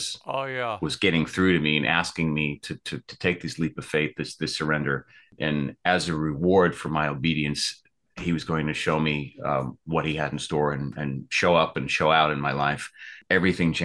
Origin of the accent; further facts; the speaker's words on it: New York, United States; moved away as an adult; now in Los Angeles, United States; I'm from New York originally. I moved out here in 2010 to Los Angeles, where I'm based currently.